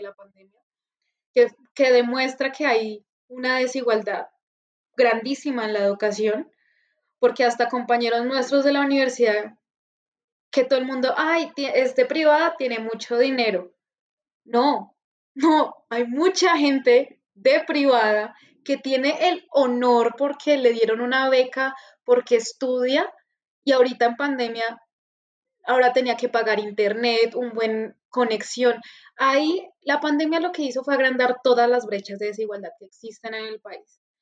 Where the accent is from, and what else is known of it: Colombia